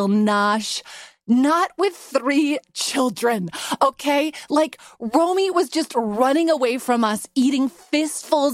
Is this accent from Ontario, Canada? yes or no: no; Vancouver, British Columbia, Canada; moved away; now we're with my mom in Vancouver, my hometown